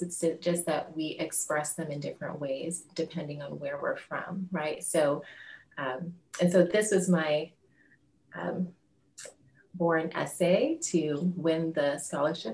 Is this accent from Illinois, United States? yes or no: yes; Chicago, Illinois, United States; moved away as an adult; also born or lived in Rio de Janeiro, Brazil / China; now in France; I'm from Chicago